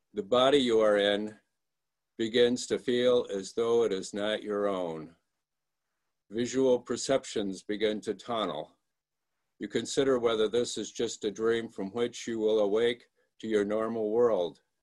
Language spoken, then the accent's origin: English; Michigan, United States; moved away; I'm from Michigan, and, and you're seeing me from Michigan today. I came back here about four years ago to uh, look after my mom